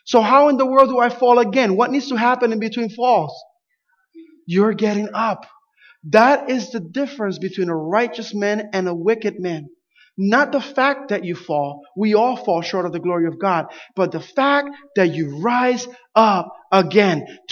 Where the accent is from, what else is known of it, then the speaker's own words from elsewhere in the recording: Camden, New Jersey, United States; growing up in Camden, New Jersey